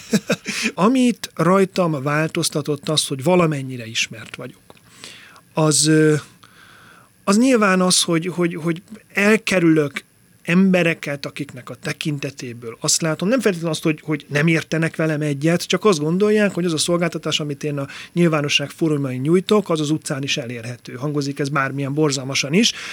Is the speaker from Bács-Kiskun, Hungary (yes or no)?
yes; Tompa, Bács-Kiskun, Hungary; born or raised there; also born or lived in Tiszaföldvár / Martfű / Kengyel; now in Budapest, Hungary